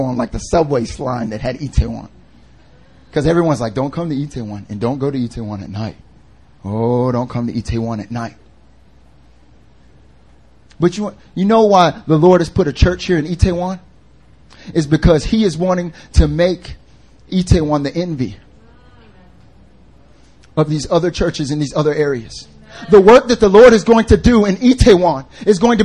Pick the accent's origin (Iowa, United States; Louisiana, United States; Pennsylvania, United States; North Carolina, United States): North Carolina, United States; moved away as an adult; now in Seoul, South Korea; I'm from North Carolina, and like I lived in like the foothills area